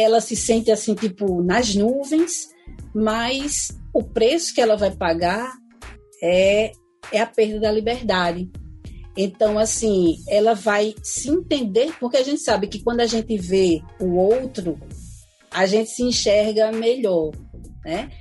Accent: Brazil; a gente é brasileira mesmo

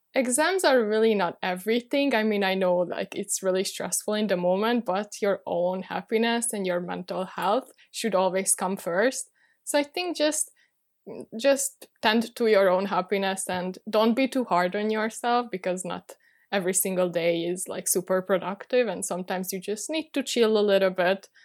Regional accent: Budapest, Hungary; moved away as an adult; now in Paris, France; I'm originally from Budapest, Hungary, but I moved to Paris last year

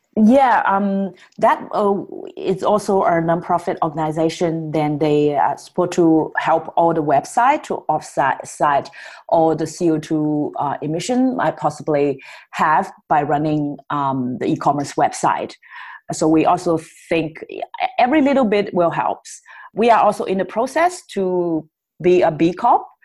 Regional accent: Shanghai, China; moved away; I was born in Shanghai, which is a big city. I get all the education I needed

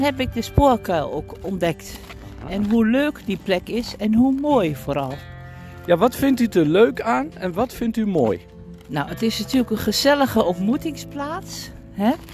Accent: Almelo, Overijssel, Netherlands; now in Nijmegen, Netherlands; ik kom uit Almelo

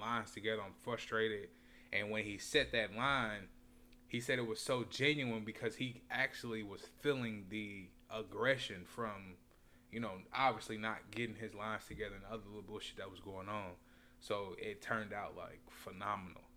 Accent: Indianapolis, Indiana, United States; moved away as an adult; also born or lived in Alabama; I'm originally from Indianapolis, Indiana

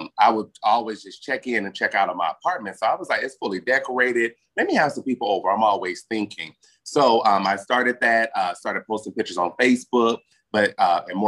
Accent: Las Vegas, Nevada, United States; accent: southern draw; I'm born and raised

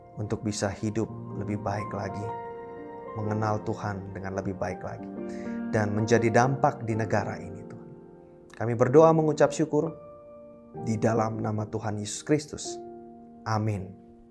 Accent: Indonesia; kami boleh lahir, tinggal besar di Indonesia

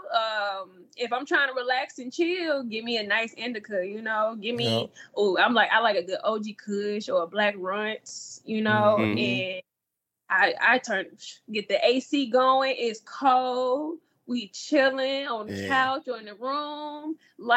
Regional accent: St. Louis, Missouri, United States; moved away as an adult; also born or lived in Memphis, Tennessee / Ridgecrest, California; now in California, United States; I spent most of my childhood, middle school, high school, graduated from high school from St. Louis, Missouri. I also grew up in Memphis, Tennessee as well

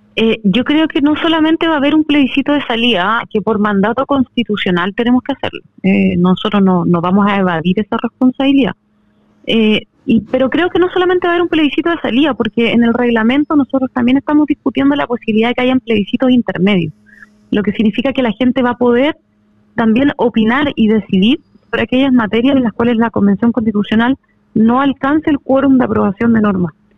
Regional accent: District 26, Los Lagos, Chile; representar al distrito 26, que es mi tierra, que yo la amo

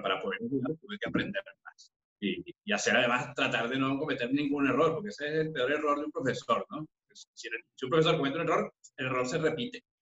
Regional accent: Caracas, Capital District, Venezuela; moved away as an adult; now in Madrid, Spain; yo nací en Caracas, específicamente en La Urbina, en una familia de, muchas mujeres

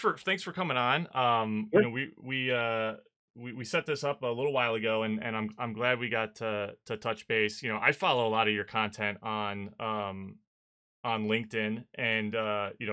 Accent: Chicago, Illinois, United States; I went to middle school and high school just outside of Chicago

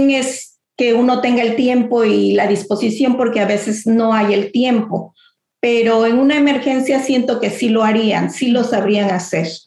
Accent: Mexico; nuestras tradiciones se mantengan y pues no, siendo mexicanos, yo lo que quiero es que mi descendencia sigan con ese gusto, ¿no?

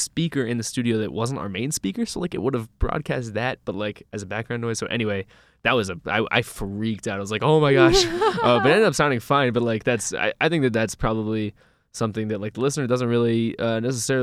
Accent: Louisville, Kentucky, United States; now in Ithaca, United States; my hometown, Louisville, Kentucky.

